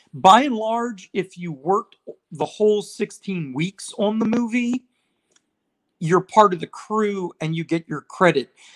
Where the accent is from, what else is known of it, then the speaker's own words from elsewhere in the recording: Israel; moved away; I was living overseas. I, I grew up in Israel